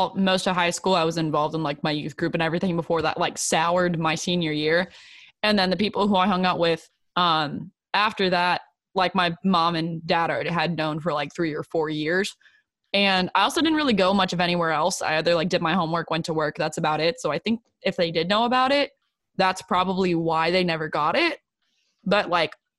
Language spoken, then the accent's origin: English; Houston, Texas, United States; I'm from Houston.